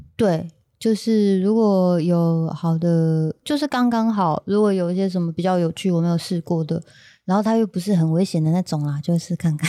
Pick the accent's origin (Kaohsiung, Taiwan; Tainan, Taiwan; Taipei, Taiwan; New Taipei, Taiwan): Kaohsiung, Taiwan; also born or lived in Taitung; 因为我们以前小时候算是在高雄长大这样